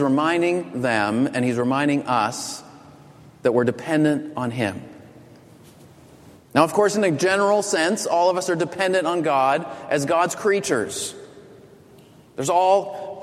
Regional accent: Boston, Massachusetts, United States; I'm from Boston

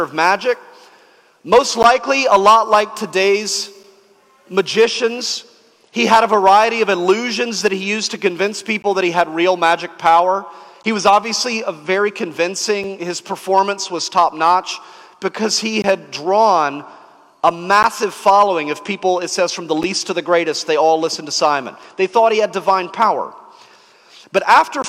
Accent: the South, United States; when I was growing up in the South

